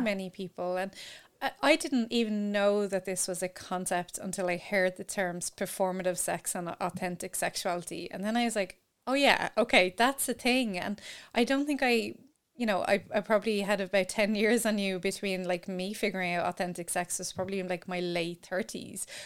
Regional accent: Ireland; growing up in Ireland

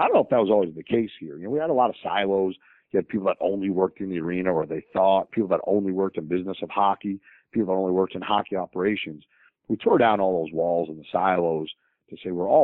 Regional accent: New York, United States; also born or lived in St. Louis; now in Nashville, United States; I grew up in New York. So I'm a big Yankee fan

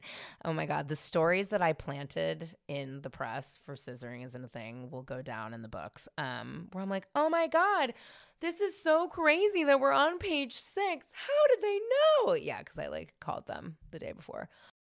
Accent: San Francisco, California, United States; I grew up in San Francisco in the 90s.

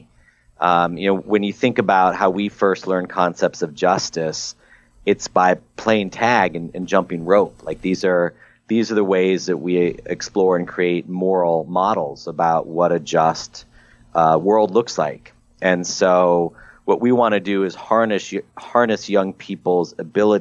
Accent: Midwest, United States; an angry 14-year-old growing up in the Midwest

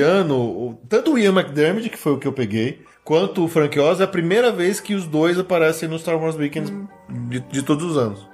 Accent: Brazil; eu sou do Brasil

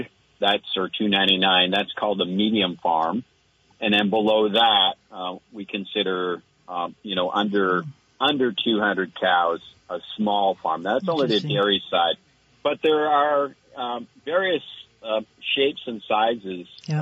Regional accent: Cabot, Vermont, United States; my hometown of Cabot

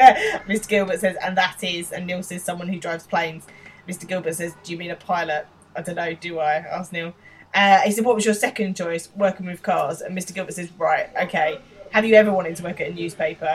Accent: London, United Kingdom; accent: Estuary, East London; That's my accent. That's much more my accent than the boys' accent. Like, that's an estuary, proper, nasty East London accent

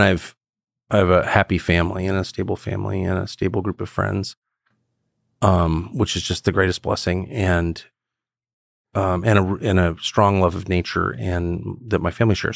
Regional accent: Southern California, United States; also born or lived in Washington, D.C.; growing up in Southern California with Koreans

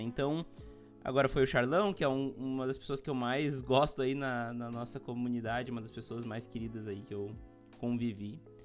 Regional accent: Montenegro, Rio Grande do Sul, Brazil; eu sou de Montenegro, no Rio Grande do Sul também

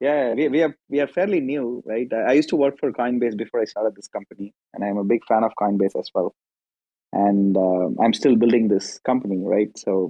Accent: India; also born or lived in Seattle, United States; now in Palo Alto, United States; I'm originally from India, and we used to like operate out of Seattle. I just moved to Bay Area this weekend.

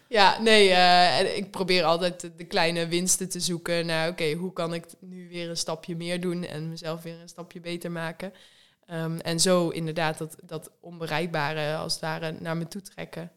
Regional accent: Netherlands; wij als Nederlanders

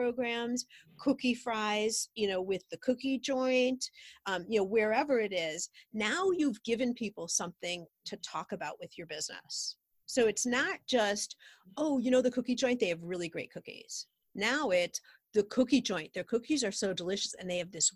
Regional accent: Highland Park, United States; we have a shop here in my hometown, Highland Park

